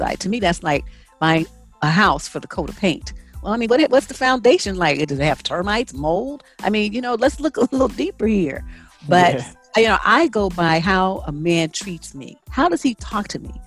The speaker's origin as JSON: {"language": "English", "town": "San Francisco", "region": "California", "country": "United States", "tie": "born or raised there", "said": "I grew up in San Francisco, which is a melting pot of every corner of the world."}